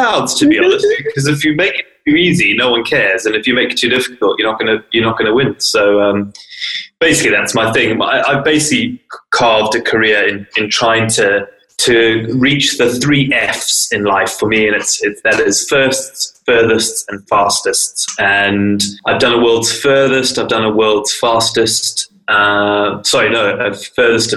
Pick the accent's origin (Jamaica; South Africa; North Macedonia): South Africa; also born or lived in Zimbabwe; now in Lake District, United Kingdom; I was born in Zimbabwe. I grew up in South Africa